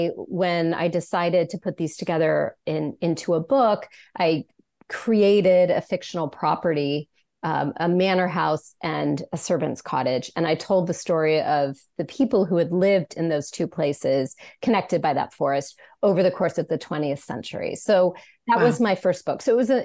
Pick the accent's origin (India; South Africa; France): France; also born or lived in United States; even though I was being displaced to my home country, I started to write about France